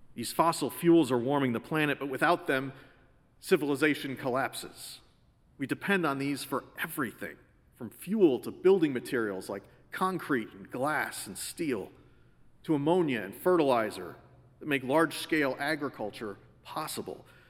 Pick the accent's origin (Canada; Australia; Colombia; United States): United States; Connecticut; Growing up in Connecticut, we'd all heard the stories